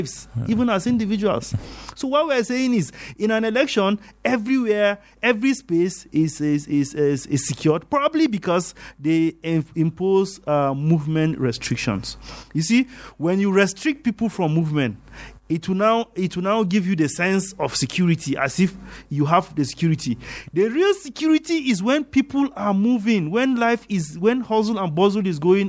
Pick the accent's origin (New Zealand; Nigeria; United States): Nigeria; Jos, Plateau; We are born and brought up in Jos.